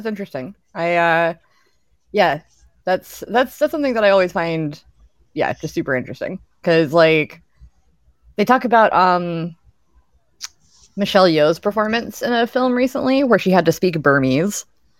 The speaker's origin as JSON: {"language": "English", "town": "Raleigh", "region": "North Carolina", "country": "United States", "tie": "born or raised there", "accent": "fairly middle-of-the-road accent", "said": "But I also grew up in North Carolina, but I grew up in Raleigh, and Raleigh has a lot of transplants. So, like, mm-hmm. I had people from all over the country at my schools and things, and I just ended up kind of with this fairly middle-of-the-road accent."}